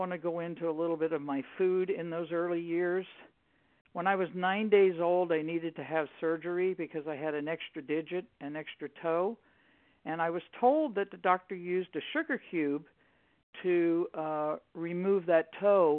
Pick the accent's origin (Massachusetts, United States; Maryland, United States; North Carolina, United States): Maryland, United States; also born or lived in New York; I was born in New York and raised in Maryland